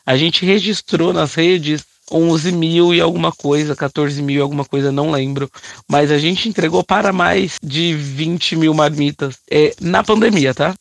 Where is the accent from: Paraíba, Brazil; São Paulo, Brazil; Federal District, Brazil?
São Paulo, Brazil; Eu sou nascida e criada no Capão Redondo, extremo sul aqui da capital de São Paulo